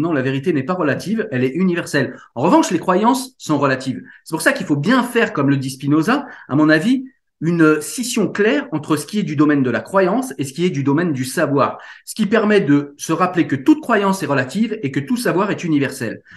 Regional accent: France; chez nous en France

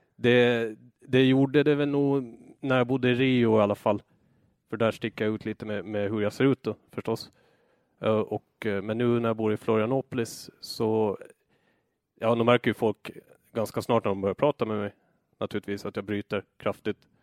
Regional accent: Åland Islands; moved away as an adult; also born or lived in Föglö; now in Brazil; halva året så var jag hemma på Åland och arbetade

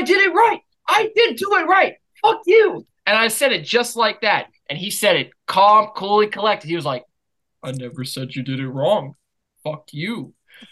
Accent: United States; I'm American

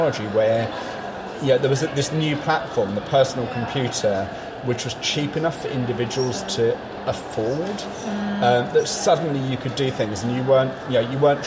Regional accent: London, United Kingdom; I grew up in London in the mid-70s.

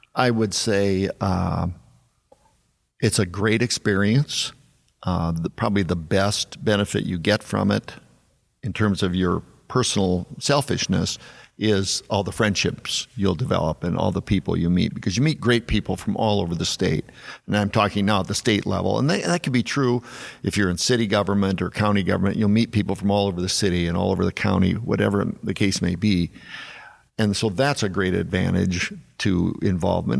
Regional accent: South Dakota, United States; growing up in South Dakota

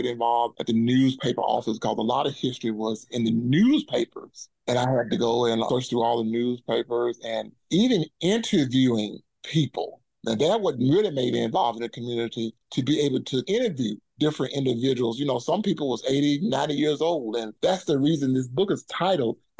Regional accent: Water Valley, Mississippi, United States; I was born and raised here in Water Valley, Mississippi

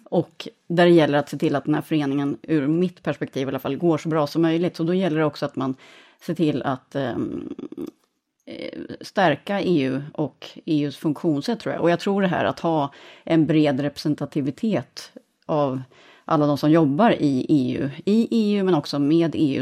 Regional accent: Sweden; moved away; Jag är svensk chef själv över vårt gäng

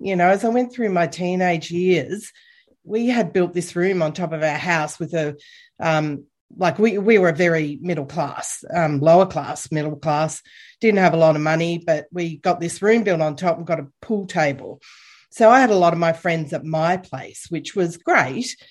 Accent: Bendigo, Victoria, Australia; moved away as an adult; I grew up in Bendigo

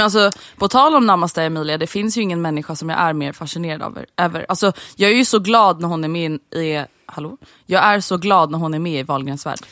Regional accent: Sweden; som svensk vuxit upp med A-brunnar

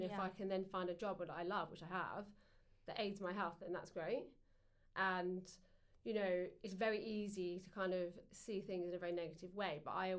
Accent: England, United Kingdom; So obviously we fed them because we're English, you know, that's what you

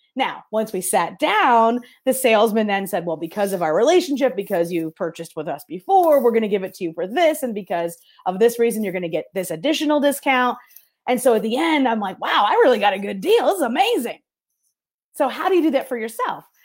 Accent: New York, United States; now in Detroit, United States; I am in Detroit, Michigan. I'm originally from New York, so if I talk funny, that's why

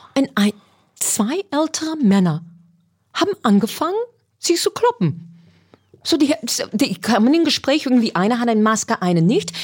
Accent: United States; German is a second language; moved away as an adult; now in Berlin, Germany; ich Amerikanerin

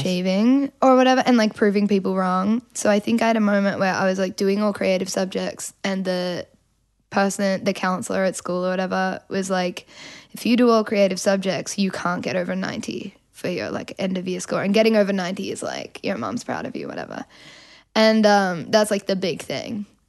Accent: Melbourne, Victoria, Australia; accent: Australian; I'm from Melbourne

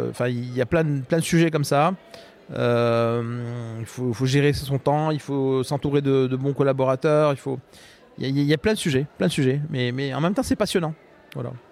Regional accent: Morocco; moved away as an adult; now in Rennes, France; je suis né au Maroc et j'ai grandi au Maroc.

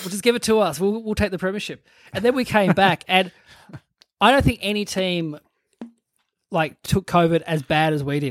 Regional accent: Burnie, Tasmania, Australia; moved away; I'm from Burnie.

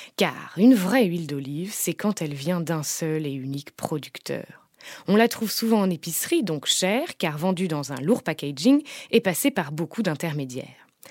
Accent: the South, southern France, France; quand j'étais petite en tant que sudiste chauvine

